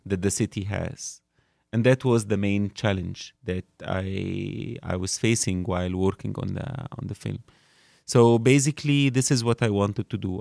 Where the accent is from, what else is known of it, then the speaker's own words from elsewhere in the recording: Cairo, Cairo Governorate, Egypt; I grew up in Cairo